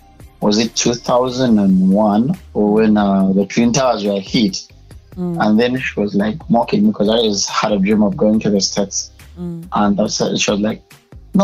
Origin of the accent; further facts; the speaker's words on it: Uganda; I was born and raised in Uganda